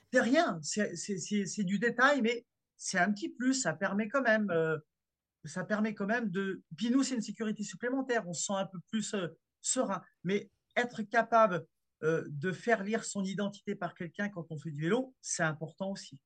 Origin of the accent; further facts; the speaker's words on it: France; chez nous, en France